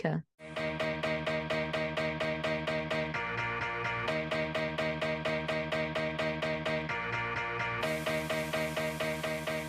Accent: Australia; me growing up in Australia

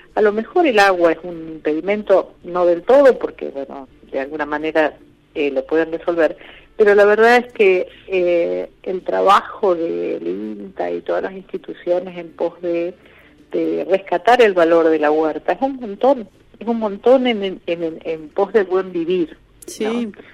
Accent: hometown in the Pampa Húmeda, northern La Pampa near Córdoba, Argentina; moved away; mi pueblo natal, que está en el medio de la pampa húmeda

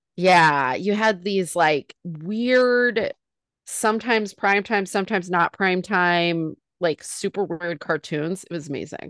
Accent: Northern California, United States; I was raised in Northern California

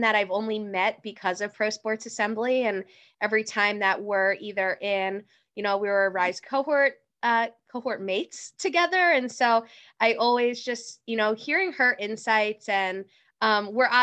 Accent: Philadelphia, Pennsylvania, United States; moved away as an adult; also born or lived in Washington, D.C.; I'm from Philly originally

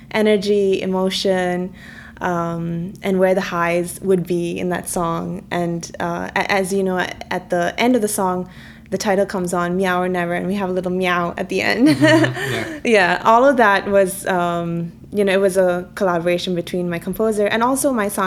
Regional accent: Kerala, India; first language Malayalam; English is a second language; Actually, it means um, cat in my mother tongue, which is Malayalam.

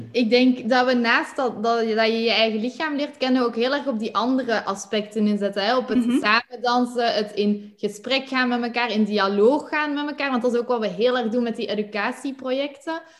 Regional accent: Flanders, Belgium; moved away as an adult; also born or lived in Netherlands; zoals je het hoort, kom ik uit Vlaanderen.

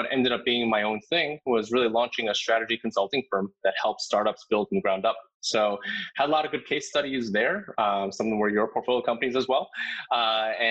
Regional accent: New Jersey, United States; I grew up in New Jersey, so kind of really close

